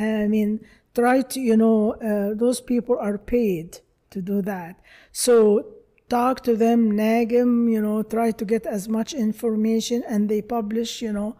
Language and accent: English; Egypt; now in United States; I'm from Egypt, of course.